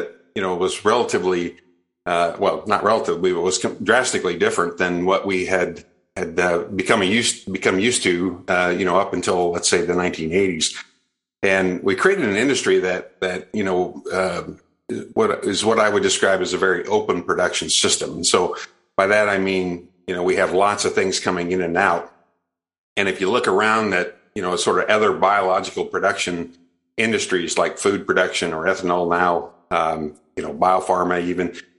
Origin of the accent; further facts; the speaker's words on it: Iowa, United States; also born or lived in Houston / North Carolina / Twin Cities; I was born in Iowa and raised in Iowa.